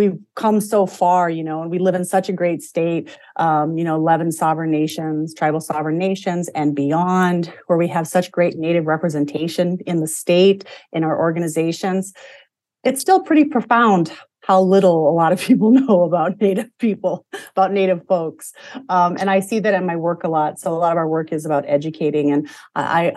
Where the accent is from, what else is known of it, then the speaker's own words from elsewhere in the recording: Eagle Butte, South Dakota, United States; now in St. Paul, United States; I'm a citizen of the Cheyenne River Sioux Tribe, born and raised in Eagle Butte, South Dakota